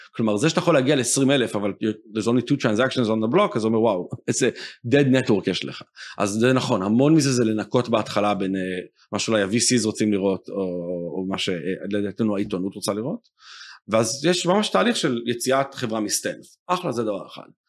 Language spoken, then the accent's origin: Hebrew; Israel; also born or lived in United States; אמרו לי אה, אתה ישראלי